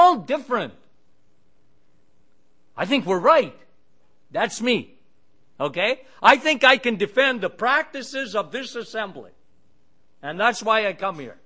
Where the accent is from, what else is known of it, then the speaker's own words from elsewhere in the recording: Sudbury, Ontario, Canada; I work at a radio station in Sudbury, my hometown, and we have a syndicated radio show that goes across in Ontario where I am